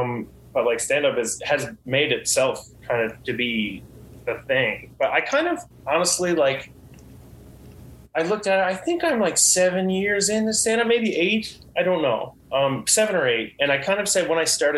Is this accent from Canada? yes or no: yes; Gander, Newfoundland and Labrador, Canada; now in St. John's, Canada; I started doing like a Christmas show just in Gander, just like in my hometown